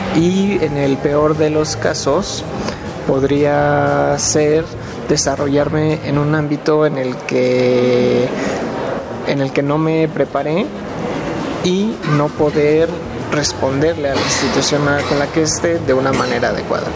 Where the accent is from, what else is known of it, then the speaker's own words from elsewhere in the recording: Lanús, Buenos Aires Province, Argentina; soy del partido de Lanús, eh, Buenos Aires, Argentina